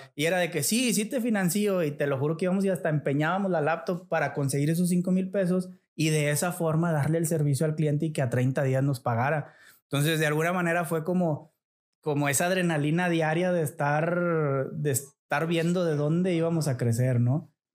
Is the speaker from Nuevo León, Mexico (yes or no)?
yes; Montemorelos, Nuevo León, Mexico; moved away as an adult; now in Saltillo, Mexico; yo soy nacido en la ciudad de Montemorelos. Eh, es una, ciudad al sur de Nuevo León. Es una pequeña ciudad. Yo creo debe de andar ahorita sobre los 150 mil habitantes. No sé, o sea, es algo chico. Eh, ahí viví toda mi infancia